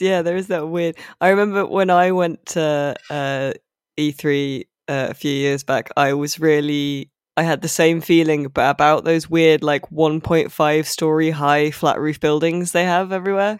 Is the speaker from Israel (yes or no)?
no; United Kingdom; as a Brit